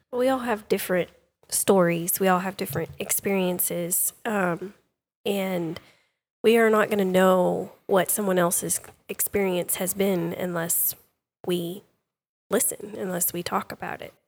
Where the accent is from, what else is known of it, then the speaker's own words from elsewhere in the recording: Sulphur Springs, Texas, United States; I grew up in the Sulphur Springs area